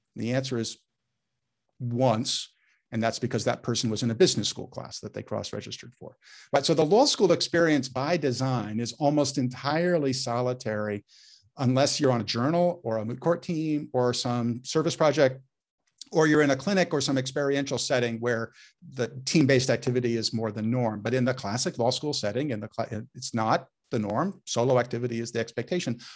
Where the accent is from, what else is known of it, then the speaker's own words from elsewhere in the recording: Menlo Park, California, United States; I grew up in Menlo Park